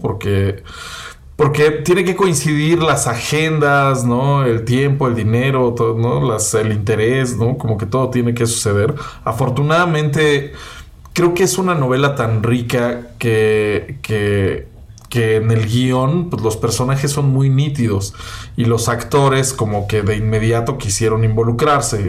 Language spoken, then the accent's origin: Spanish; Mexico City, Mexico; que soy chilango